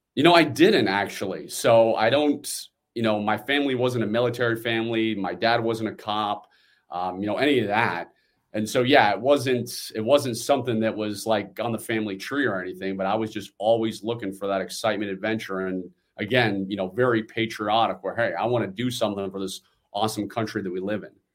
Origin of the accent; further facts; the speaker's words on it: Washington, District of Columbia, United States; I'm born and raised in the Washington, D C area